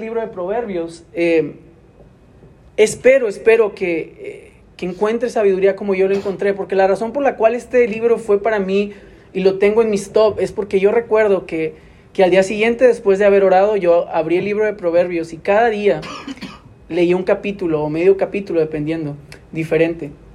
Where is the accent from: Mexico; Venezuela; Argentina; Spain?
Mexico; Monterrey, Nuevo León; yo soy de aquí, de Monterrey, pero yo recuerdo la primera vez que tuve que dejar mi casa vivir aquí mismo en la ciudad